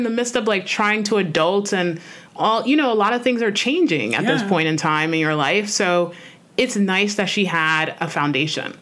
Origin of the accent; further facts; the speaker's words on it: New York City, New York, United States; I'm a New Yorker, so I'm like, if you're from New York, you know this